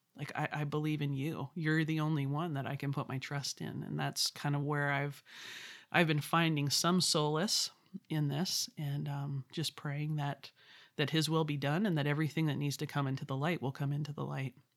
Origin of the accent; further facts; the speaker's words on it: Vancouver, British Columbia, Canada; I'm from Vancouver, British Columbia. So I'm Canadian, a proud Canadian.